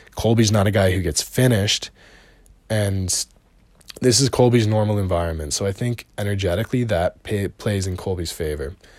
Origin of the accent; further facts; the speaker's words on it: Canada; also born or lived in Montreal; I'm Canadian. I live in Montreal